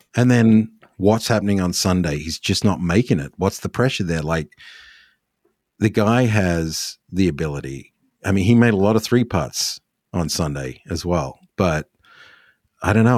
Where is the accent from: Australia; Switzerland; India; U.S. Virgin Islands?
Australia; as an Australian